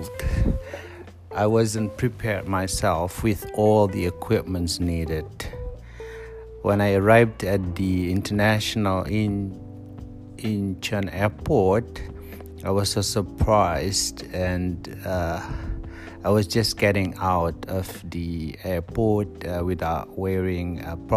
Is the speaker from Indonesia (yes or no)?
yes; Indonesia; moved away as an adult; now in South Korea; I'm from Indonesia.